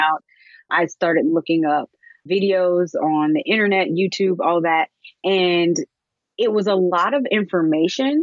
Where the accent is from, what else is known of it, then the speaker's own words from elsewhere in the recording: Alabama, United States; I'm originally from Alabama